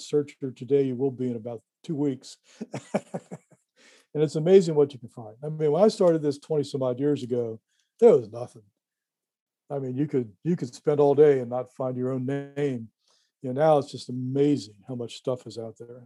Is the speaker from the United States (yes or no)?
yes; Cincinnati, Ohio area, United States; I live 3 miles from here right now